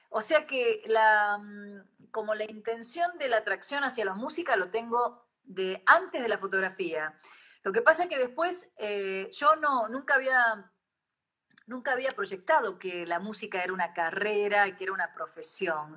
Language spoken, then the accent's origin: Spanish; Argentina; yo después cuando regresé a la Argentina